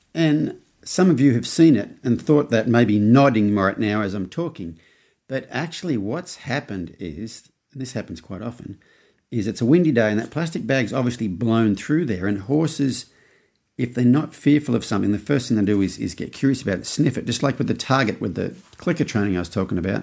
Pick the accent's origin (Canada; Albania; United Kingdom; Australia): Australia; now in United States; as an Australian in America